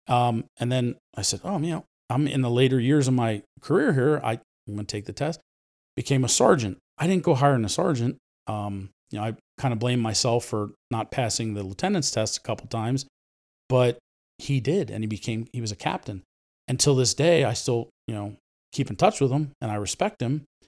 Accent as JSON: {"language": "English", "town": "Ephrata", "country": "United States", "tie": "born or raised there", "first_language": "Spanish", "second_language": "English", "said": "I was born and raised in Ephrata"}